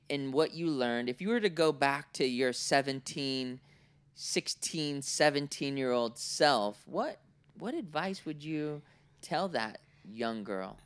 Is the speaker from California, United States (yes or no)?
yes; Oakland, California, United States; also born or lived in Cincinnati, Ohio / Orange County, California; I was born in Oakland, right? Nineteen eighty-two.